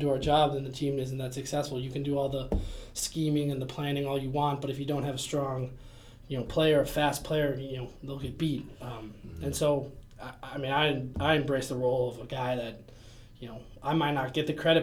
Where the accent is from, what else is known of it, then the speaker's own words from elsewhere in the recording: Chicago, Illinois, United States; moved away as an adult; also born or lived in Minnesota; I was born in Chicago, Illinois, downtown life.